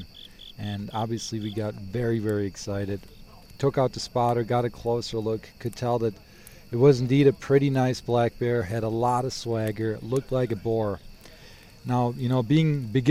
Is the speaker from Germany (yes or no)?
yes; Germany; also born or lived in Wisconsin, United States; now in Bozeman, United States; I am originally from Germany, moved to Wisconsin, now living in Bozeman, Montana.